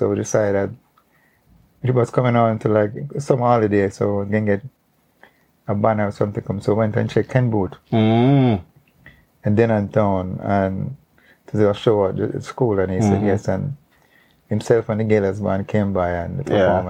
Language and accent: English; Kingston, Jamaica; also born or lived in Windward Road, Kingston / Duhaney Park, Kingston; when I was younger, then I moved to Waterhouse. Yep. By the age of 6, 7. I've been there ever since until reached maybe around 25, 30